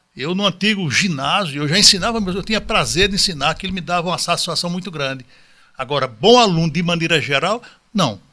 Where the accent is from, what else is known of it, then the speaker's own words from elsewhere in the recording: João Pessoa, Paraíba, Brazil; moved away; also born or lived in Brasília; Sou de João Pessoa, com todo orgulho, nordestino, mas passei um bom tempo da minha vida em Brasília